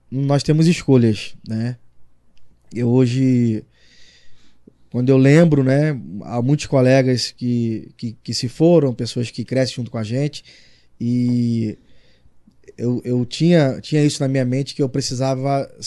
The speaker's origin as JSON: {"language": "Portuguese", "region": "Rio de Janeiro", "country": "Brazil", "tie": "born or raised there", "accent": "carioca", "moved": "as an adult", "lives_now": "Arapiraca, Brazil", "said": "É foi onde eu cresci, né? É, eu cresci no conjunto do Ipaze, que é um, são os prédios."}